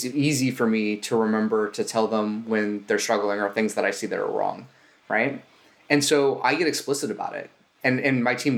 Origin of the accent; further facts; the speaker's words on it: Southern California, United States; I'm from Southern California.